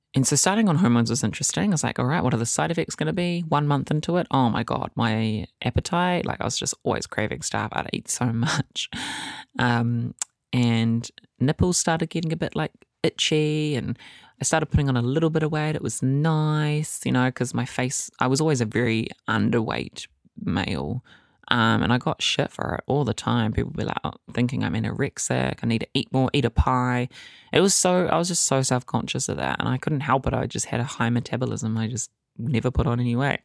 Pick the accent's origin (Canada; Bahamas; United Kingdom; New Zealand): New Zealand; Whakatane, Bay of Plenty; It was hard growing up in Fakatane. I grew up there from the ages of eight to sixteen